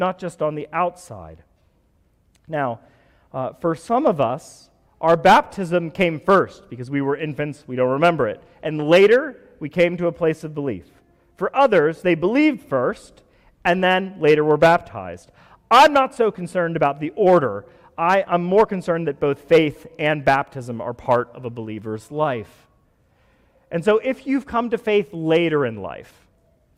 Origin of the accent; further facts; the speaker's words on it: United States; I'm an American